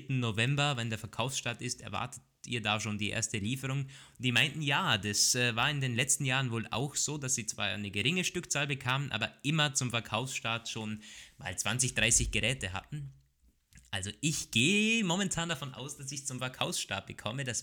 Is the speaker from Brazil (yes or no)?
no; Austria; bei uns in Österreich